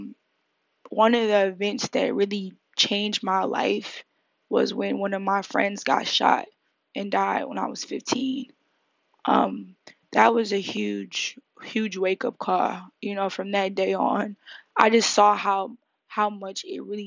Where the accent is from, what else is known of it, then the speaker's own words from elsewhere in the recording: Detroit, Michigan, United States; now in New York City, United States; I'm from Detroit, Michigan. I was born and raised there.